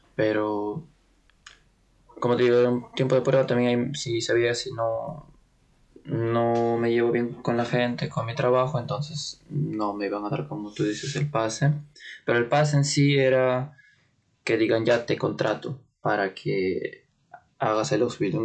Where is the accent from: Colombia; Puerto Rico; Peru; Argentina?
Peru; Lima; moved away as an adult; now in Munich, Germany; yo soy de Perú, de Lima, de la capital, de un distrito llamado Comas